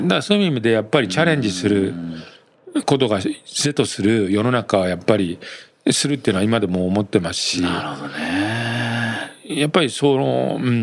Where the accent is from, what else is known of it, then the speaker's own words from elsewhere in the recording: Yamaguchi, Japan; moved away; 地元の山口って科学の大手メーカー多いんですよ